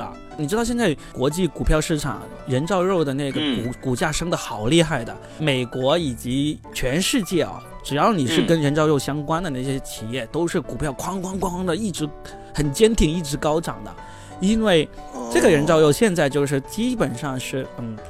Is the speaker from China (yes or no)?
yes; Guangdong, China; 我从小我是在那个呃农村长大的，我从小吃的肯绝对就是走地鸡。所以呢，我们广东这边，特别是这种小城镇、小农村出来的人呢